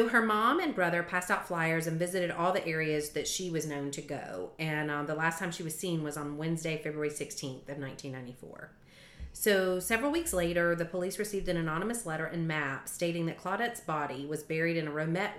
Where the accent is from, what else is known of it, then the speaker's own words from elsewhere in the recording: Morrow, Georgia, United States; also born or lived in Cherokee County, Georgia; I grew up in Morrow in Clayton County.